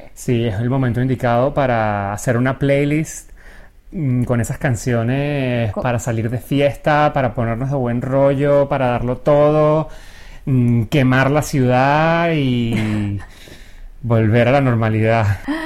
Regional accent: Venezuela; moved away; yo en Venezuela tampoco salía mucho

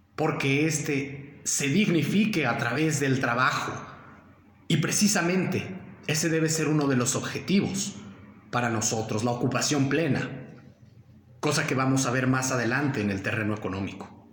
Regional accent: Mexico; nosotros, eh, como mexicanos

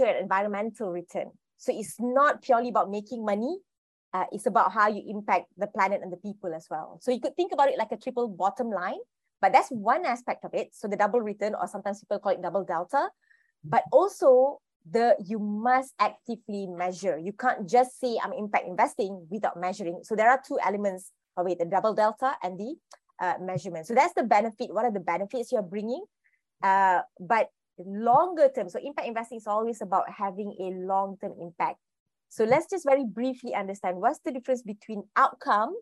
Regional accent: Malaysia; I'm a Malaysian

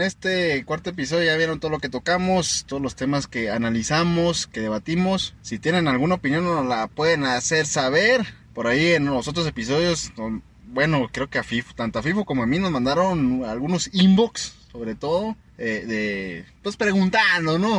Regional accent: Chihuahua, Mexico; nosotros somos de Chihuahua

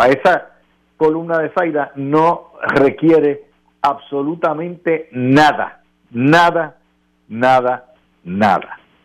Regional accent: Puerto Rico; como Puerto Rico somos ciudadanos americanos

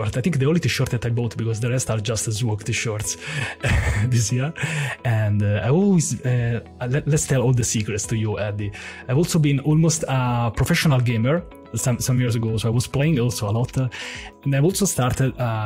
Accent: Rome, Lazio, Italy; I'm from Rome

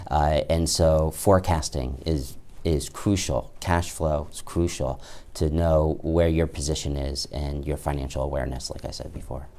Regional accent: Bethesda, Maryland, United States; moved away as an adult; also born or lived in Washington, D.C. / Ithaca, New York; now in The Plains, Virginia, United States; I grew up mainly in Bethesda, Maryland

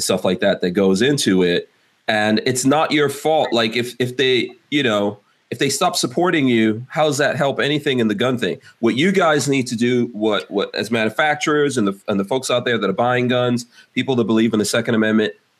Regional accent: New York, United States; moved away; I grew up in New York

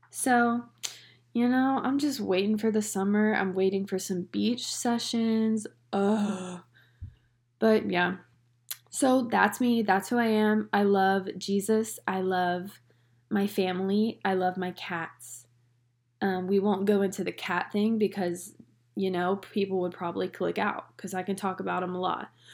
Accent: North Carolina, United States; now in Long Island, New York, United States; I am originally from, can you guess it? Can you guess it from my little accent that everyone says I have? I honestly don't hear it. But I'm from North Carolina

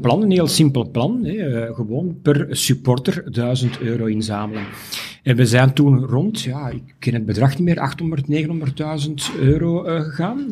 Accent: Mechelen, Flanders, Belgium; als Mechelaar

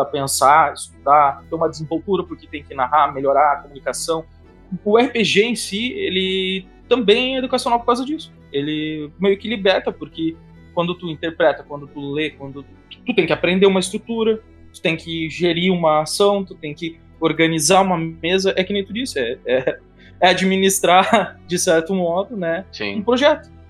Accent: Rio Grande do Sul, Brazil; accent: gauchês; É que eu puxei o gauchês

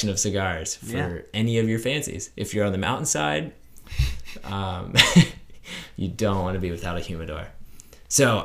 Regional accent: Philadelphia, Pennsylvania, United States; moved away; I'm from Philadelphia

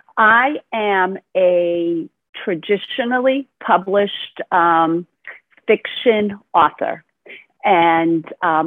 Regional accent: Brooklyn, New York, United States; born there; also born or lived in New England; now in Florida, United States; And I was born in Brooklyn, New York, and I've moved several places, mostly in the New England part of the United States. And now I live in sunny Florida

